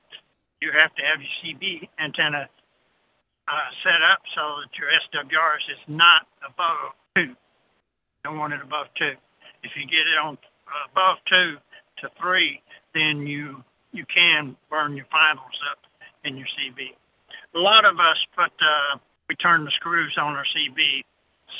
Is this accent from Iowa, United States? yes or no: no; Arkansas, United States; I'm from Arkansas as well